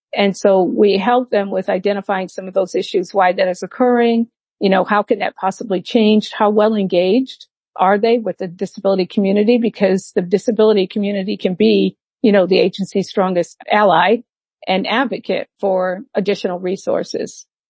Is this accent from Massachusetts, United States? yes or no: yes; Massachusetts, United States; moved away as an adult; also born or lived in Atlanta, Georgia; now in near Atlanta, Georgia, United States; in Massachusetts is my home state.